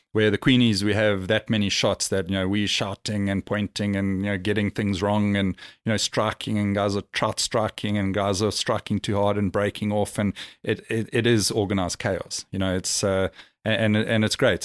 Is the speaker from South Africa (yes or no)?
yes; South Africa; now in Dubai, United Arab Emirates; being South African and we grew up, you know, exploring, camping